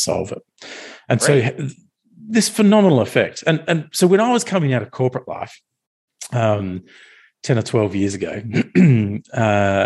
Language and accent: English; Australia; I'm an Australian